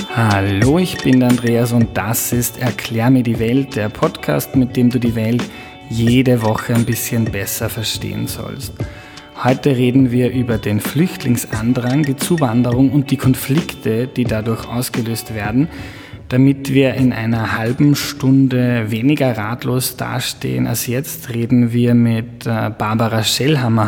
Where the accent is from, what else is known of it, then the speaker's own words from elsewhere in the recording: Lower Austria, Austria; Ich bin in Niederösterreich aufgewachsen.